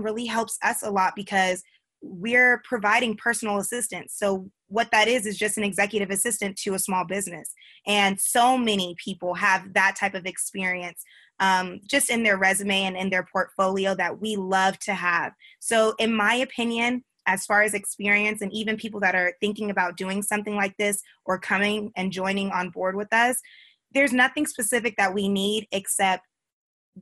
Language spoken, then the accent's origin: English; Simi Valley, California, United States; moved away; also born or lived in Atlanta; I grew up in California. So I grew up in Simi Valley